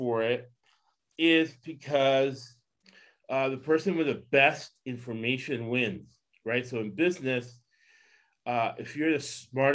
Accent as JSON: {"language": "English", "region": "the South", "country": "United States", "tie": "born or raised there", "moved": "yes", "said": "I was down in the South, Lakewood High"}